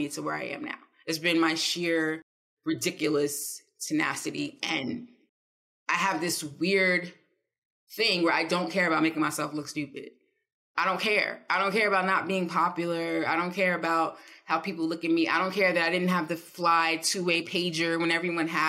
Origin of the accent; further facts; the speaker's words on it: East Orange, New Jersey, United States; I'm from East Orange. Like, … grew up a mile away from me